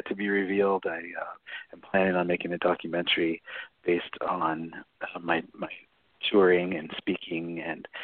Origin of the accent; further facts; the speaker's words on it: Long Beach, California, United States; I grew up in Long Beach, California